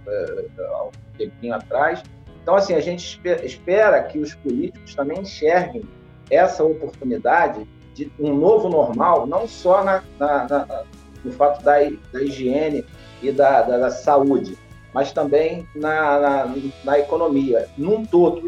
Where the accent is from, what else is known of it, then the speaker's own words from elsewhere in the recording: Brazil; como brasileiro